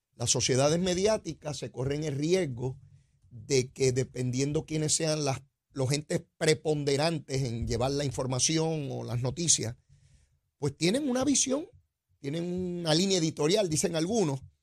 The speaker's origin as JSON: {"language": "Spanish", "country": "Puerto Rico", "said": "estamos aquí en esta isla, que somos ciudadanos americanos"}